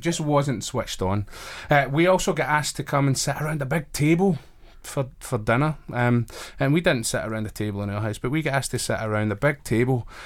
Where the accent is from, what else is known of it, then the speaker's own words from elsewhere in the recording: Glasgow, Scotland, United Kingdom; moved away as an adult; also born or lived in Wrexham / Belfast; now in Manchester, United Kingdom; I'm originally from Glasgow, up in Scotland